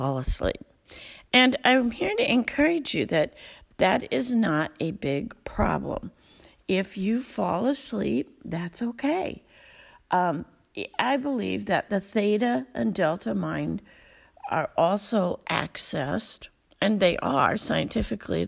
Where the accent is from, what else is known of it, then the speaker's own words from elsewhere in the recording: Alpena, Michigan, United States; I'm from Alpena, Michigan, northern part of the Lower Peninsula